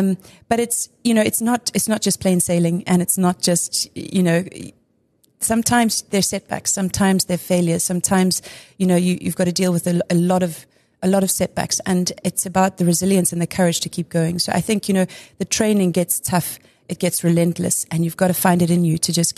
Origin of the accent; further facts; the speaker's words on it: Durban, KwaZulu-Natal, South Africa; I grew up in Durban and joined a club.